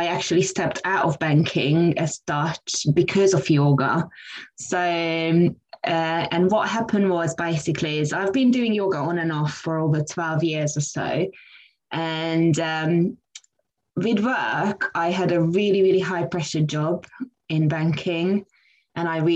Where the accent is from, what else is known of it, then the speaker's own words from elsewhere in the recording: Hungary; now in London, United Kingdom; So I came to London in 2004. I'm originally from Hungary.